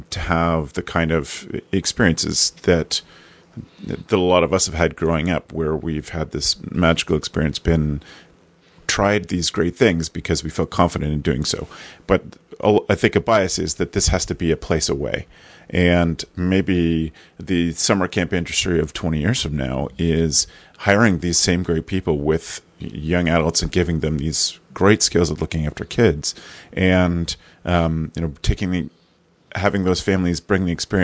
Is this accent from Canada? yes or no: yes; Canada; being Canadian